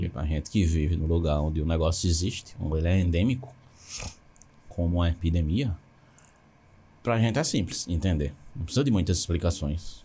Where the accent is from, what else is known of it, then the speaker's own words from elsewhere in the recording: Garanhuns, Pernambuco, Brazil; Eu sou de Garanhões, vivi minha infância eu estou em Garanhões